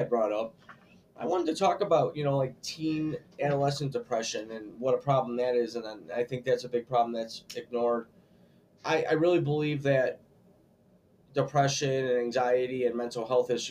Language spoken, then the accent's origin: English; United States; I'm an American.